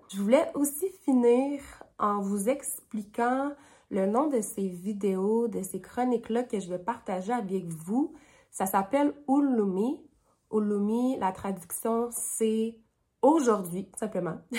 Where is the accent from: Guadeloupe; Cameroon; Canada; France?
Canada; Sept-Îles, Quebec; also born or lived in Iqaluit, Nunavut; now in Ottawa, Canada; Je suis Inuk de Ikhalid Nounovout et j'ai aussi grandi avec mon papa à Sept-Îles, au Québec